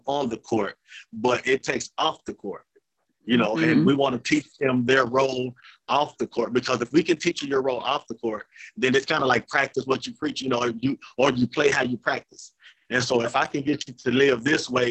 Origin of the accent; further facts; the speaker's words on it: Jonesboro, Arkansas, United States; I was born and raised in Jonesboro.